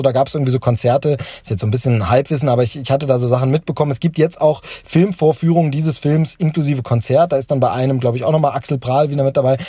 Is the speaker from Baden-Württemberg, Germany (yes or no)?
no; Hoyerswerda, Saxony, Germany; ich bin in Hoyerswerda aufgewachsen, groß geworden